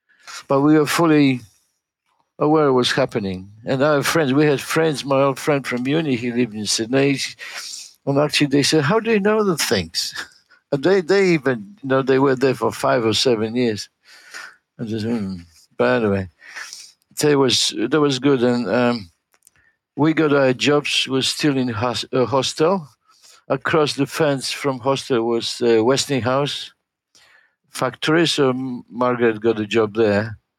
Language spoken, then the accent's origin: English; Poland; English is a second language; moved away as an adult; now in Australia